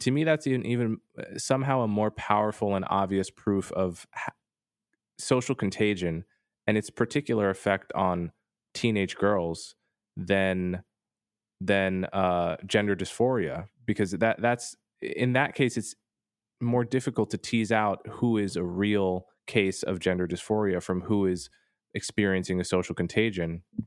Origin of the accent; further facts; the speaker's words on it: United States; as an American